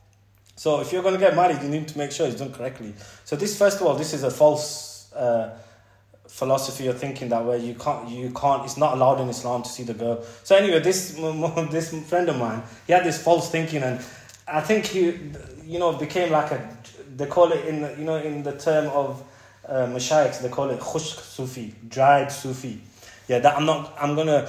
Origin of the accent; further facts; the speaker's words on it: England, United Kingdom; we're British, end of the day, we're British, and we've been brought up in England.